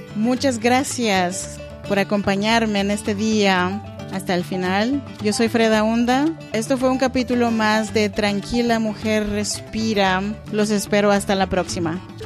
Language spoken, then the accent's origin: Spanish; Oaxaca, Mexico; now in Sacramento, United States; Yo soy mexicana y oaxaqueña.